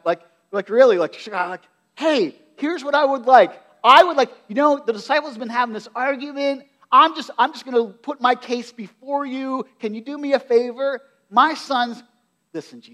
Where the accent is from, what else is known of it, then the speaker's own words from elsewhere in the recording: United States; we're American culture